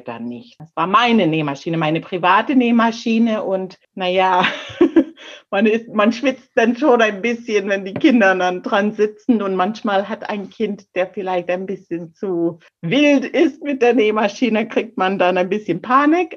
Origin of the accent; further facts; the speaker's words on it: Canada; German is a second language; now in Germany; bei mir auf der kleinen Insel, wo ich groß geworden bin